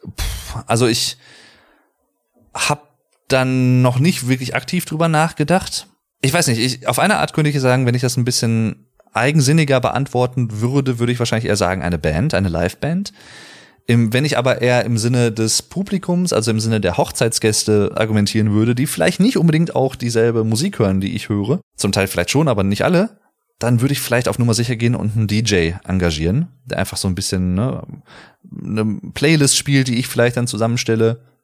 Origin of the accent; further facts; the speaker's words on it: Sauerland, North Rhine-Westphalia, Germany; fickerig, sagt man bei uns im Sauerland auch ganz gerne